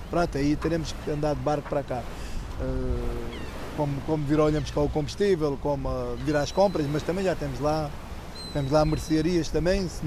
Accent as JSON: {"language": "Portuguese", "town": "Culatra", "region": "Algarve", "country": "Portugal", "tie": "born or raised there", "said": "para mim que sou um colatrense ah, daqueles mesmo de gema"}